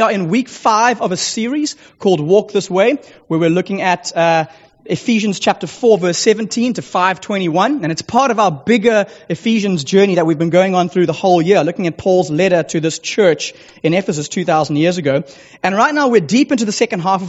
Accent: Sea Point, Western Cape, South Africa; I do hail from the small coastal village of Seapoint, just down the road

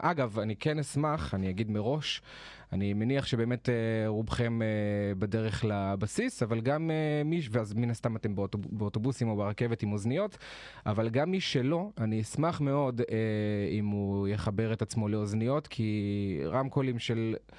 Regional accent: Jerusalem, Jerusalem District, Israel; moved away as an adult; also born or lived in northern Israel; במקור אני מירושלים, חייתי שם כל השנים, עד לפני שנה וקצת

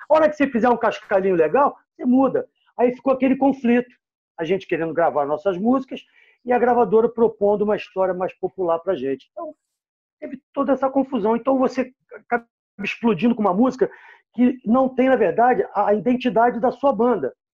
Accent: Rio de Janeiro, Brazil; eu sou cria do Posto 4 Copacabana

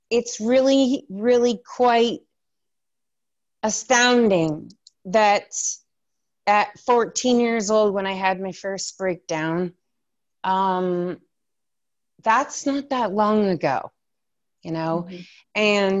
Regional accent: Windsor, Ontario, Canada; moved away; I lived near the border. Windsor, Ontario is, you cross Windsor over to the States.

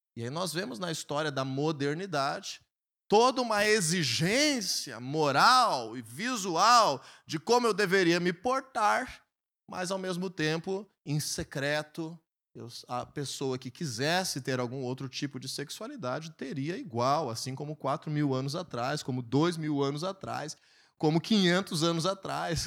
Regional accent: Brazil; nós nascemos no Brasil

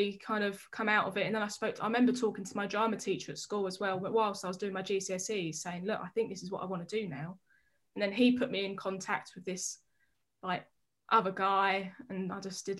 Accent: Harlow, East of England, United Kingdom; Harlow, in Essex.

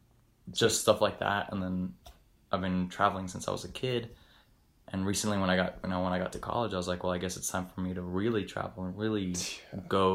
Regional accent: Bolivia; moved away as an adult; now in West Virginia, United States; I grew up in Bolivia

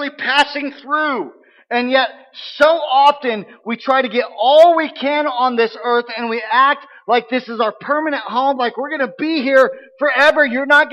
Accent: United States; I live by the customs of being an American

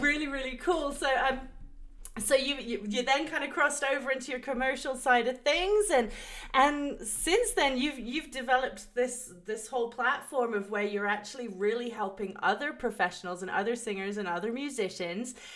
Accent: England, United Kingdom; moved away; growing up in England

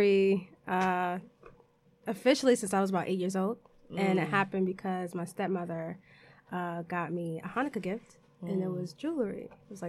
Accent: New York City, New York, United States; also born or lived in Kissimmee, Florida / Orlando, Florida / Bronx, New York; I was born in Washington Heights

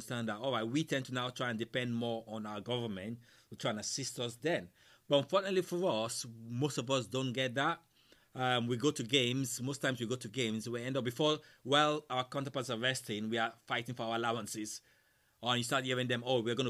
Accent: Nigeria; moved away; I come from Nigeria now

